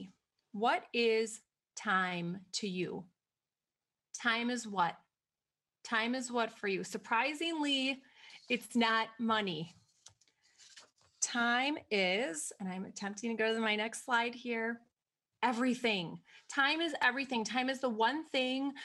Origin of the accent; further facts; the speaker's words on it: Wisconsin, United States; if you can't already tell by the way that I talk, I'm from Wisconsin